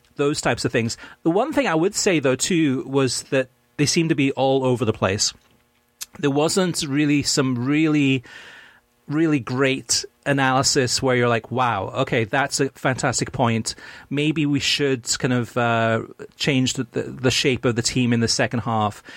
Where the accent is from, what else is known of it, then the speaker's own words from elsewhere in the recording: United States; I'm American, which I am